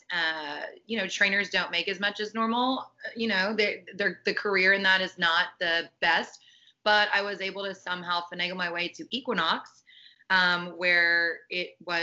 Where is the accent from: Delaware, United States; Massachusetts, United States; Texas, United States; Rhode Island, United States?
Texas, United States; Dallas; I grew up in Dallas